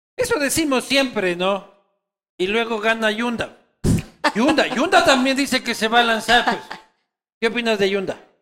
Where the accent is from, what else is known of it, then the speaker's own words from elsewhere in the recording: Quito, Pichincha, Ecuador; quiteños somos así